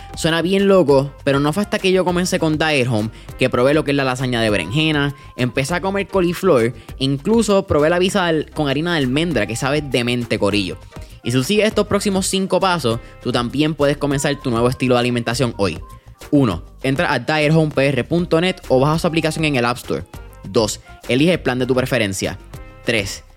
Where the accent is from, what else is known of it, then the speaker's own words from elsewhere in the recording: Puerto Rico; como puertorriqueños nosotros pasamos un Irma, un María